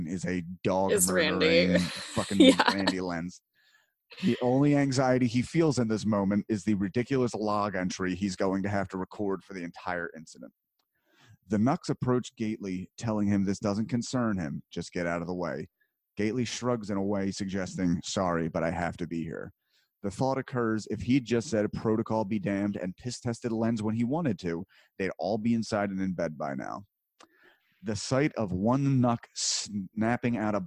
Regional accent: New Jersey, United States; I grew up in Jersey

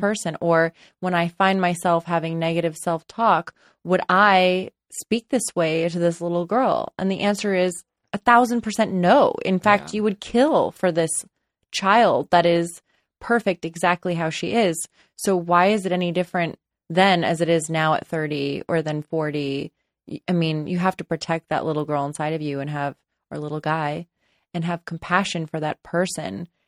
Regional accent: Los Angeles, California, United States; I grew up in Los Angeles and I live in Los Angeles. Still

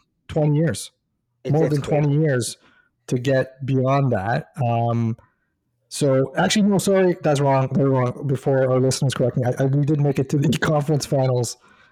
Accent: Toronto, Ontario, Canada; Born and raised in Toronto.

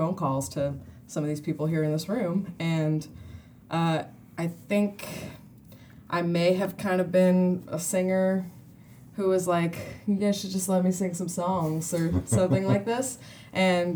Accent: Martinez, California, United States; I'm the Bay Area native in this band. Yeah, I'm from Martinez

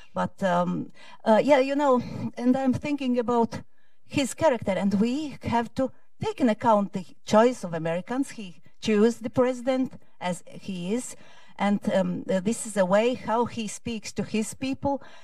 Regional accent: Latvia; I come from Latvia, although in documents it's written differently. I come from Latvia

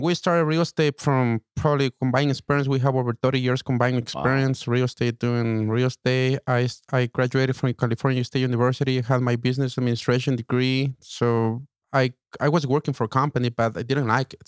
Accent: Ecuador; now in United States; i'm from ecuador so i came to america

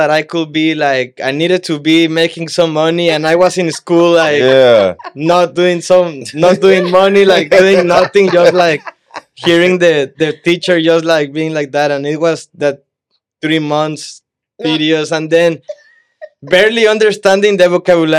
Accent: Brownsville, Texas, United States; moved away; also born or lived in Matamoros, Mexico; I'm from Brownsville, Texas.

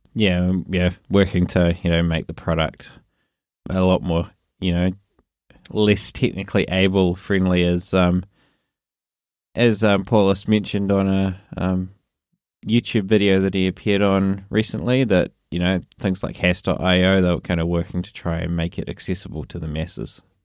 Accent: New Zealand; accent: New Zealand; my New Zealand accent

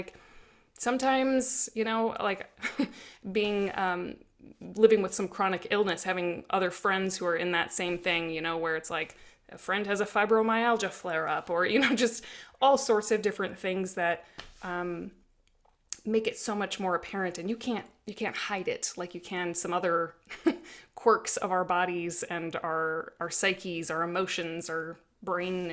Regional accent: South Dakota, United States; growing up in South Dakota

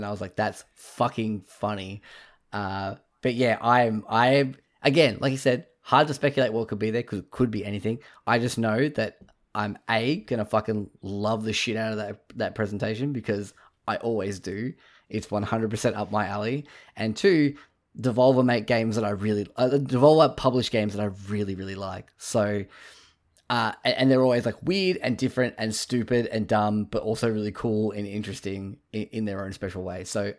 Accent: Australia; So …, which you would mind, I guess being Australian, we sort of go to David Koch.

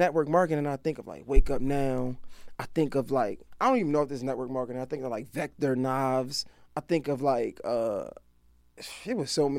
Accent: Baltimore, Maryland, United States; now in Atlanta, United States; I'm from Baltimore.

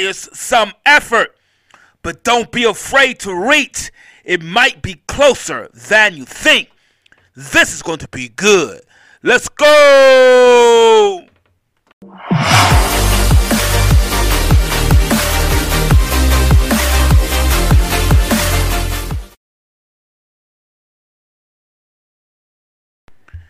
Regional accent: Mount Vernon, New York, United States; I'm from Mount Vernon, New York.

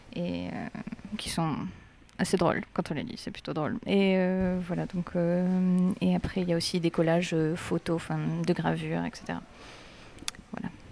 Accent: Aix-en-Provence, Provence-Alpes-Côte d'Azur, France

